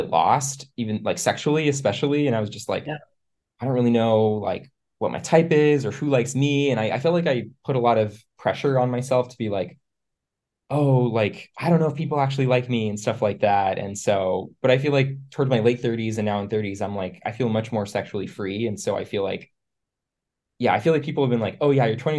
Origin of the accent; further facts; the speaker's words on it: East Coast, United States; moved away as an adult; now in San Francisco, United States; I live in San Francisco. I grew up on the East Coast, but I've been out here for about 5 years now.